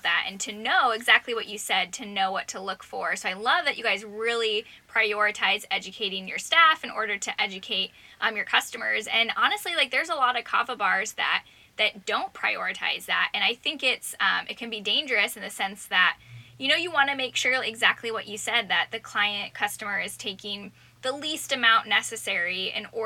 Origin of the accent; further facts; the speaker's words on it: Phoenix, Arizona, United States; moved away as an adult; also born or lived in Tucson, Arizona; now in Alabama, United States; we grew up in the Phoenix area